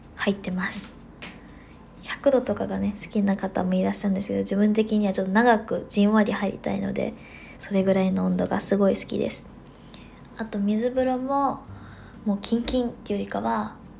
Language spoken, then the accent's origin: Japanese; Osaka, Japan; now in Tokyo, Japan; 自分が大阪 出身